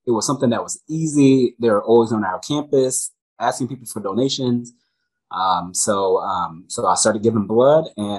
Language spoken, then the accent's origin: English; Mississippi, United States; where I grew up in Mississippi